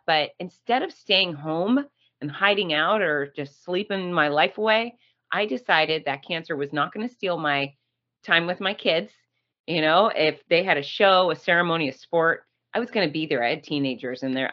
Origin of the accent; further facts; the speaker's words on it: Gainesville, Florida, United States; Gainesville, Florida, my hometown